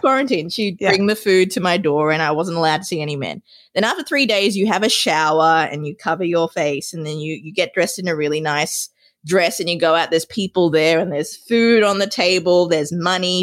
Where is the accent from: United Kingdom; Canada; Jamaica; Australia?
Australia; moved away as an adult; also born or lived in Sri Lanka; now in United States; raised and educated in Australia